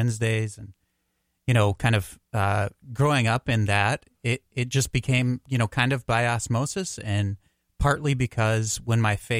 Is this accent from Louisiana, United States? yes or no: no; Dayton, Ohio, United States; moved away as an adult; I'm originally from Dayton, Ohio.